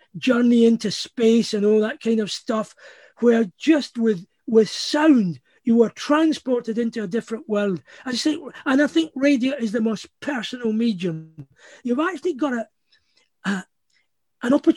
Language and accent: English; Scotland, United Kingdom; also born or lived in California; part of just being Scottish